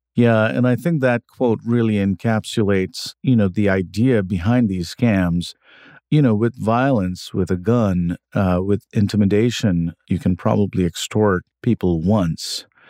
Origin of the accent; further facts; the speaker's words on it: India; moved away as an adult; now in United States; I grew up in India. I came to the U S when I was in my twenties for grad school